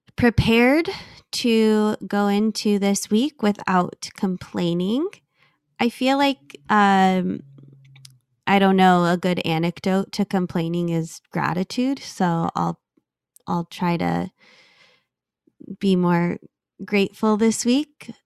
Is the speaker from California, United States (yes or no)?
yes; California, United States; growing up in California